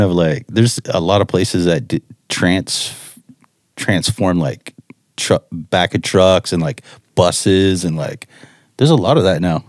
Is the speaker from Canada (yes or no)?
yes; Chatham, Ontario, Canada; I grew up in Chatham, Ontario